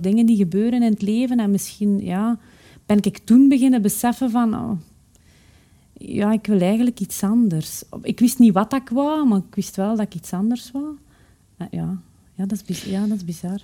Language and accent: Dutch; Haasdonk, Flanders, Belgium; ik ben opgegroeid in Haasdonk, een, eh, een gehucht in het Waasland